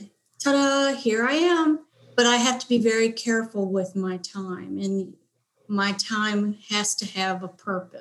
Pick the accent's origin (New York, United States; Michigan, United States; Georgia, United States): Michigan, United States; Detroit; moved away as an adult; now in Nashville, United States; I'm from Detroit, Michigan.